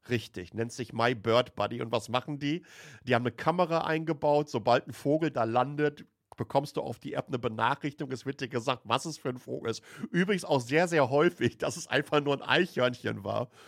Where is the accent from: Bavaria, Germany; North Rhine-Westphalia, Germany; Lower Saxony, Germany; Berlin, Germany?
North Rhine-Westphalia, Germany; Waltrop; Die Etemis AG ist ein Softwareunternehmen aus Lünen, das heißt direkt neben Waltrop, wo ich aufgewachsen bin, im Ruhrpott.